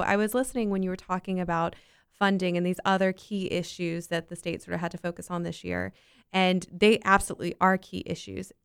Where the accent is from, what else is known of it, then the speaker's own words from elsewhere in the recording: Winter Park, Florida, United States; I grew up in Winter Park